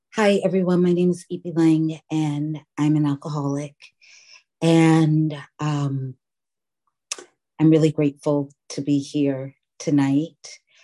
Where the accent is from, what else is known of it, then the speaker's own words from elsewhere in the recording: New York City, New York, United States; now in Oakland, United States; I was born and raised in New York City.